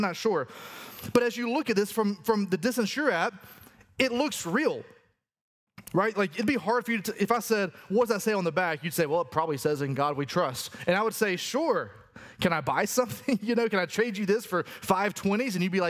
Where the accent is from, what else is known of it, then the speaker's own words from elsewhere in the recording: the South, United States; accent: Southern; Aramaic is not my first language, but Southern is